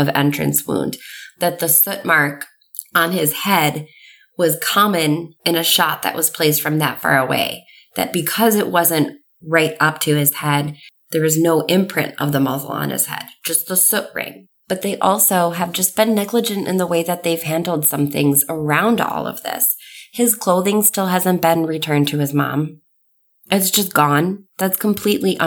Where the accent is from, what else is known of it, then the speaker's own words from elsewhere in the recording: New York, United States; I grew up in New York